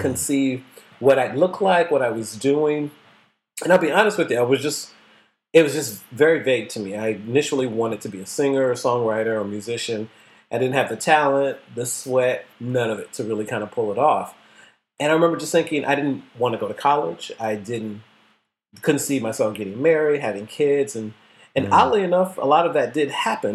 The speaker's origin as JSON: {"language": "English", "region": "the North", "country": "United States", "tie": "born or raised there", "said": "I grew up in the North"}